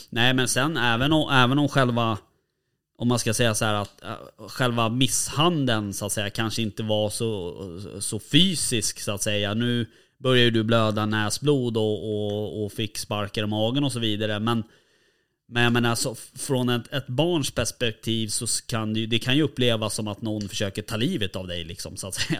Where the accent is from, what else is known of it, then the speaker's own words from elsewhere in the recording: Stockholm, Stockholm County, Sweden; vi är från Stockholm